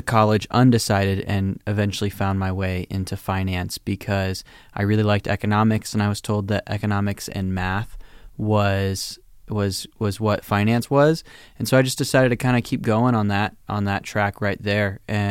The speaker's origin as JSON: {"language": "English", "town": "Pensacola", "region": "Florida", "country": "United States", "tie": "born there", "said": "So I was born in Pensacola, Florida. And then, no, I'm just kidding. I actually was born there, but I'm not going to start there."}